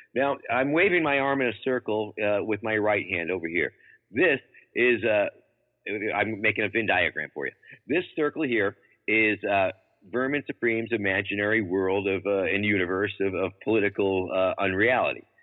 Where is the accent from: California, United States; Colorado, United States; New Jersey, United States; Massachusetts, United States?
Massachusetts, United States; moved away; also born or lived in Baltimore, Maryland; my home state of Massachusetts